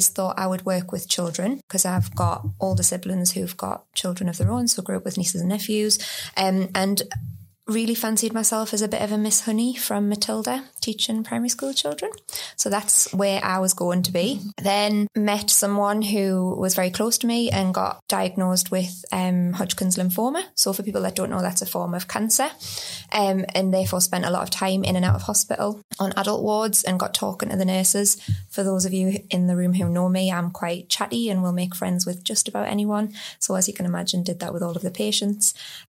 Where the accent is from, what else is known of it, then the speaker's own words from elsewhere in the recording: North East England, United Kingdom; also born or lived in Edinburgh; I'm from the Northeast and was one of very few people from the Northeast, stood out like a sore thumb, but probably for the good reasons. It's quite a friendly accent